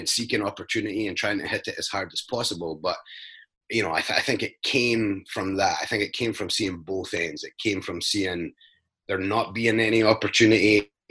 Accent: Scotland, United Kingdom; now in United States; I grew up in Scotland in a very small, poor mining town

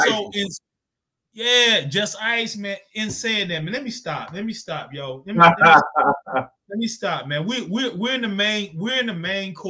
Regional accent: Zebulon, North Carolina, United States; I'm from Zebulon, North Carolina, you know, country town, man, about 4,000, 5,000 people

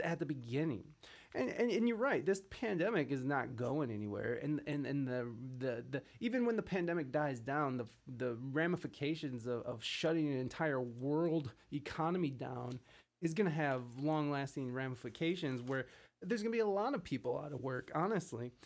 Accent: Midwest, United States; moved away as an adult; also born or lived in San Diego; I'm from the Midwest, and I, I visited back and forth throughout the years of living out west

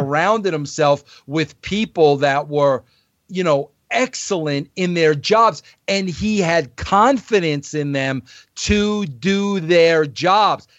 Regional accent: New York, United States; I was an Italian from New York

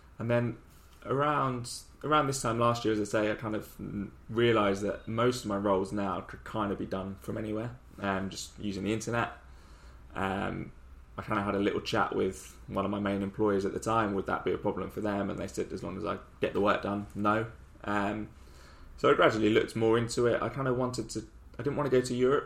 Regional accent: London, United Kingdom; moved away as an adult; also born or lived in Nottingham; now in Ho Chi Minh City, Vietnam; Bordering Surrey, but yeah, London, Croydon.

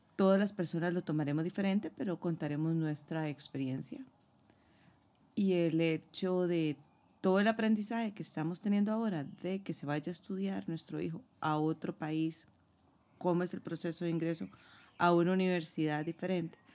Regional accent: San José, Costa Rica; moved away as an adult; now in Madrid, Spain; Soy de San José, Costa Rica, el país del pura vida y tengo cinco años de estar viviendo en la Bella Madrid

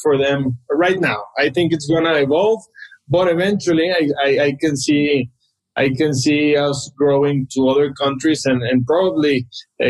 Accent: Monterrey, Nuevo León, Mexico; I grew up in Monterrey, and when I was little, you could buy a house maybe for 1 or 2 million pesos.

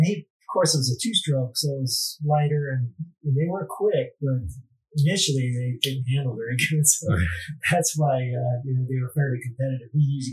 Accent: Spring Valley, California, United States; I grew up in Spring Valley, not too far from Mount McGill High School.

